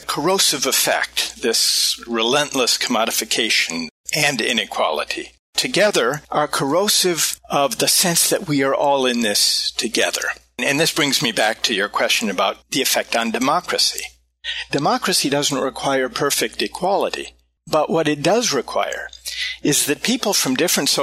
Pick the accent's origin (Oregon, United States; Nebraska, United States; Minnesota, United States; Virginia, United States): Minnesota, United States; I'm from the Midwest, from Minnesota